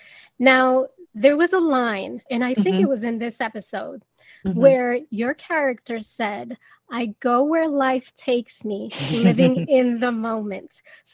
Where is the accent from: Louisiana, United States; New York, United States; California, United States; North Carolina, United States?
New York, United States; New York City; growing up in New York City, raised in a Dominican household